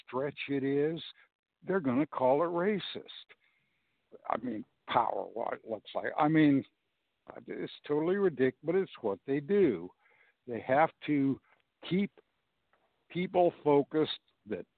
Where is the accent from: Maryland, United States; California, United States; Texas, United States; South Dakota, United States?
California, United States; Los Angeles; now in Portland, United States; I'm originally from Los Angeles